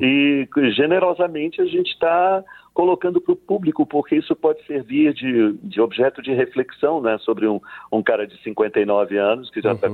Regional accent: Leticia, Amazonas, Colombia; moved away; also born or lived in São Luís, Brazil; reza a lenda que eu nasci em Letícia, mas fui registrado no Brasil, né, em São Luís

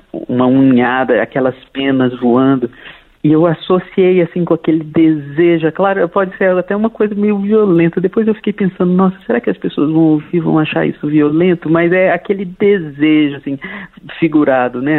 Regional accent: Brasília, Federal District, Brazil; sou brasiliense

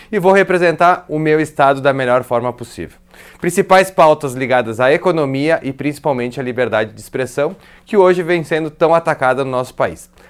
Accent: Rio Grande do Sul, Brazil; fui vereador por Caxias do Sul, sou do estado do Rio Grande do Sul.

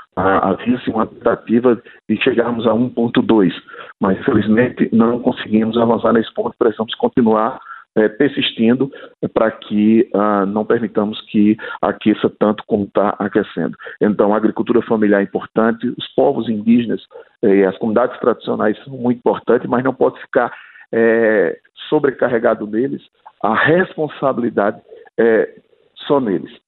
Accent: Northeast Region, Brazil; eu sou agricultor familiar, eu sou do Nordeste

